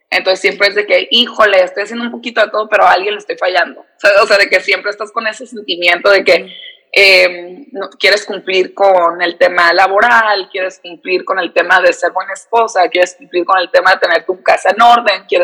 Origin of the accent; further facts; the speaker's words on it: San Diego, California, United States; Soy eh, de San Diego, aquí nací, aquí crecí. Mis papás son de Tijuana, pero no sé, o sea, siempre que digo que soy de San Diego me siento media falsa porque no me siento como que ni, no soy de aquí ni soy de allá, o sea, soy fronteriza 100%.